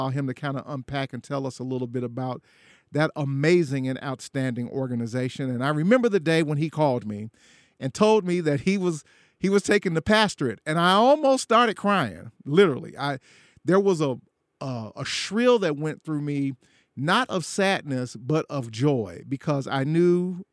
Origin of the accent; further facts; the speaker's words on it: Chicago, Illinois, United States; went back to my hometown of Chicago, Illinois